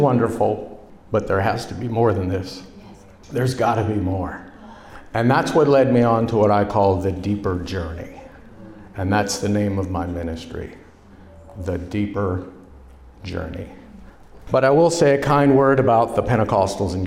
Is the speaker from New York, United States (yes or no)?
yes; New York, United States; also born or lived in New Jersey; now in Florida, United States; I was born in New Jersey. I was raised in New York. And for most of my life, I have been living in an inferno called Florida